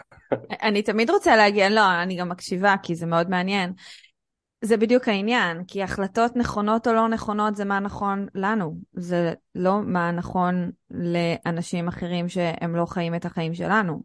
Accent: Israel; אנחנו כנשים שגדלנו בישראל, או שעשינו מבחנים בשפה העברית

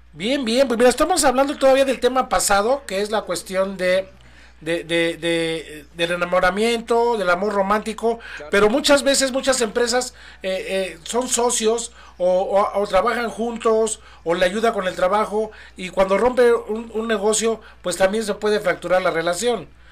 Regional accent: Mexico; somos mexicanos

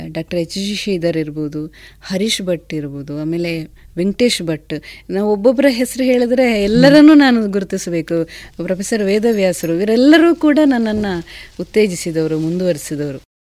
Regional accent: Adoor, Kerala, India; ನಮ್ಮದು ಕಾಸರಗೋಡಿನ ಅಡೂರು ಅನ್ನುವಂಥ ಒಂದು ಪುಟ್ಟ ಗ್ರಾಮ

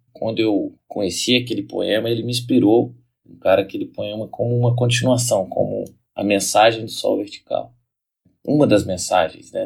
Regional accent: Brazil; nós brasileiros da arte nos orgulhamos do samba

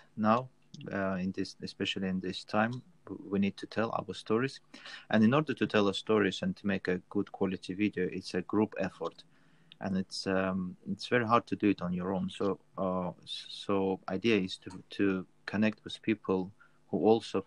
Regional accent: North Caucasus, Russia; now in Cardiff, United Kingdom; originally I'm from Russia, from south of Russia, from Caucasus, and now living in Cardiff

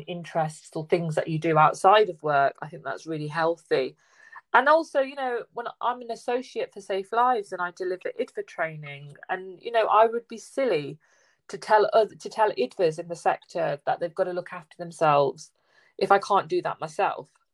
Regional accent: Leicester, East Midlands, United Kingdom; i'm in the midlands i'm east midlands i'm in leicester

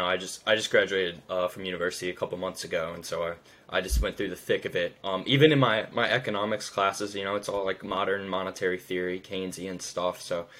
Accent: United States; being an American

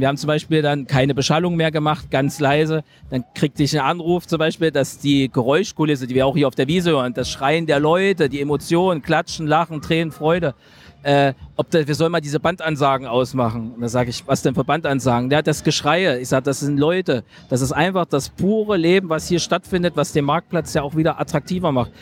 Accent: Halle, Saxony-Anhalt, Germany; in meiner Heimatstadt in Halle Saale

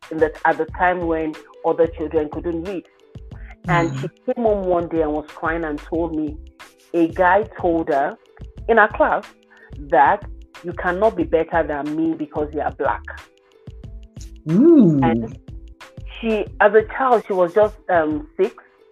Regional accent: Nigeria; moved away as an adult; now in Canada; For only you understand this, for most of our children when we come from Nigeria, they've done definitely more than the curriculum that they meet in Canada.

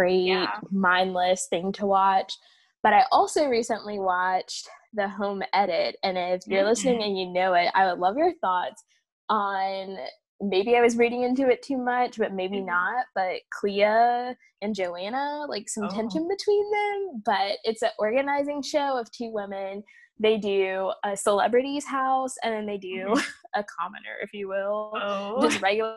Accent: the South, United States; me as a Southerner

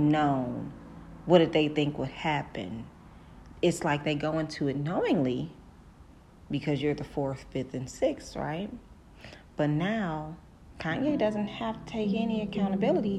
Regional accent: Detroit, Michigan, United States; I'm from Detroit

